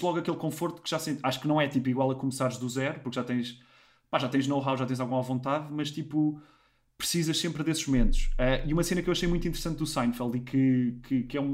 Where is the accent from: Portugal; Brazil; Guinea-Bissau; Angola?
Portugal; moved away as an adult; also born or lived in Lisbon / London; eu também não sou de Lisboa, sou da Marinha, meios mais pequenos